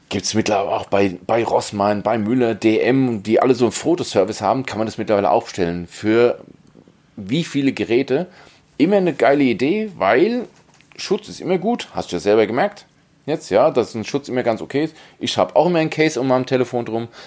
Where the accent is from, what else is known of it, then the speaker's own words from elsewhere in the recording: Hesse, Germany; da fällt man als Hesse dran vorbei.